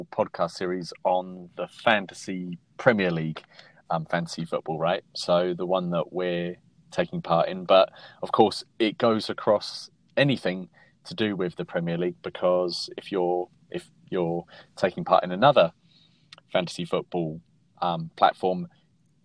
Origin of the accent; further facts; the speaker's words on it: England, United Kingdom; moved away as an adult; now in Washington, D.C., United States; I'm from England originally, and I moved here just over a year ago to the United States, based in Washington, D.C.